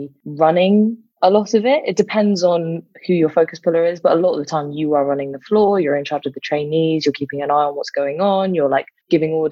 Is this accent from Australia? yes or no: no; London, United Kingdom; I grew up in London